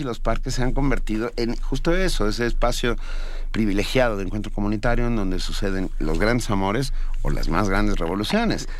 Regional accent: Venezuela; como venezolano

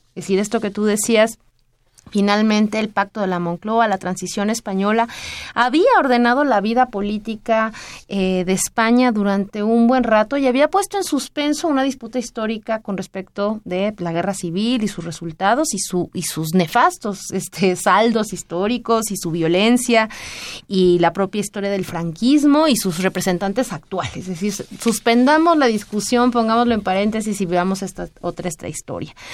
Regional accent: Mexico

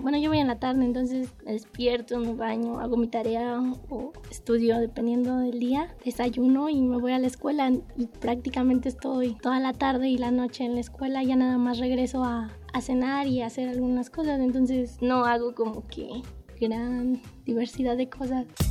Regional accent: Mexico City, Mexico; Nací en la Ciudad de México el 25 de marzo de 1999

